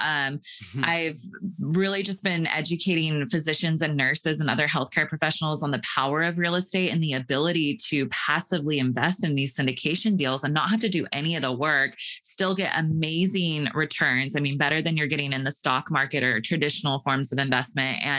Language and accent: English; Sacramento, California, United States; I grew up in Sacramento